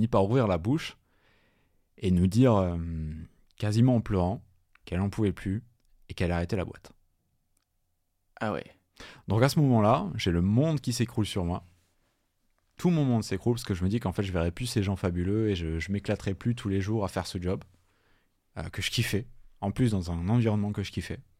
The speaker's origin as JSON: {"language": "French", "town": "Toulouse", "region": "Occitania", "country": "France", "said": "Donc, je venais de Toulouse, euh, je sortais d'école"}